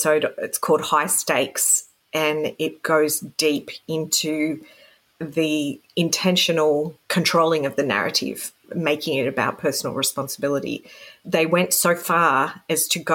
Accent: Sydney, New South Wales, Australia; now in Canberra, Australia; I was growing up in Sydney, which is the pokey capital of the world.

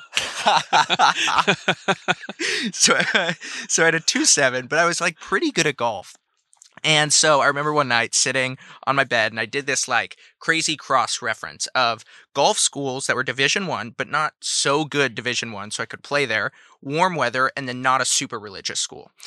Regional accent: San Francisco, California, United States; I grew up in San Francisco

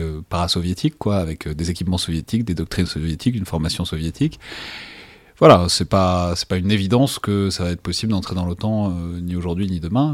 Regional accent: France; accent: French; mon horrible accent français

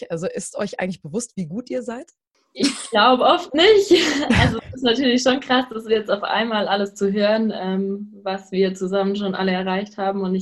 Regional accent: Baden-Württemberg, Germany; born there; ich bin 23 und komme gebürtig aus der Nähe von Schwäbisch Gmünd, wohne jetzt aber am Chiemsee

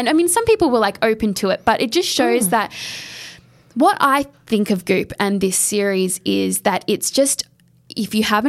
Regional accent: Australia; …. No, we say that in Australia.

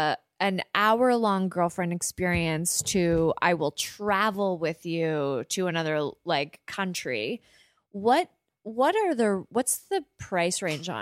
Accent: Canada; we're Canadian

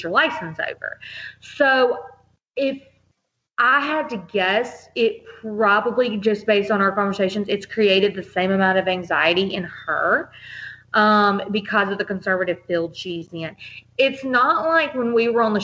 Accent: Mississippi, United States; I was from Mississippi

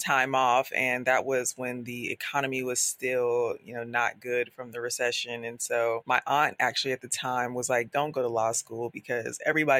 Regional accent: Charlotte, North Carolina, United States; now in Brooklyn, United States; I'm originally from Charlotte, North Carolina. I currently live in Brooklyn, New York.

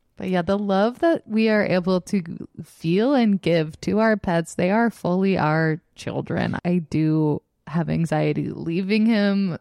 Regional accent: Selena Gomez's hometown, Texas, United States; She's from my hometown

